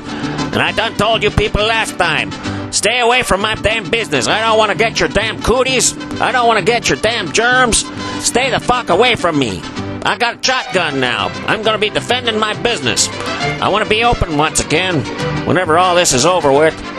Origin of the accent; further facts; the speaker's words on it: Austin, Texas, United States; get out into my hometown. Yep, this town's becoming like a ghost town.